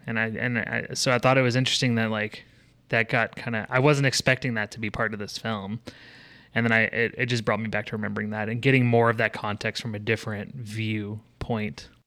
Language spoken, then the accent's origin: English; Texas, United States; I grew up in Texas